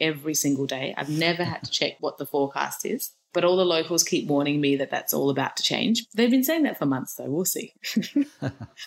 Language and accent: English; Adelaide, South Australia, Australia; moved away; also born or lived in Sydney / Victoria; So I was born in Sydney, but then my dad moved to Adelaide for work before I started school. So I did all my schooling in Adelaide.